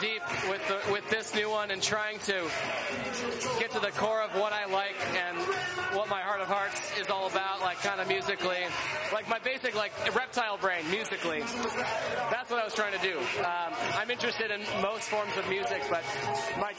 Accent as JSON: {"language": "English", "town": "Milwaukee", "region": "Wisconsin", "country": "United States", "tie": "born or raised there", "said": "I grew up in Milwaukee with a band."}